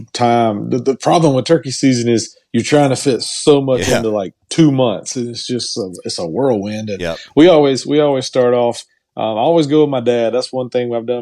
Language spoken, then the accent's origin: English; Cordele, Georgia, United States; moved away as an adult; now in Valdosta, United States; I was born in Cordele, Georgia, and went to high school there